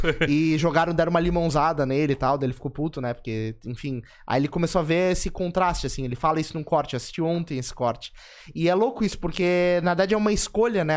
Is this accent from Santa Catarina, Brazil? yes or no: yes; São José, Santa Catarina, Brazil; eu sou de São José